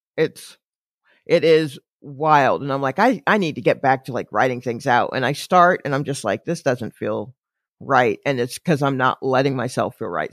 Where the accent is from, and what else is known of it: Atlanta, Georgia, United States; born or raised there; now in New York, United States